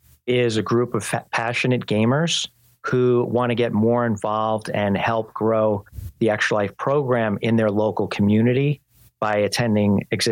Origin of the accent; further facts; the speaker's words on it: New York, United States; I was born and raised in New York.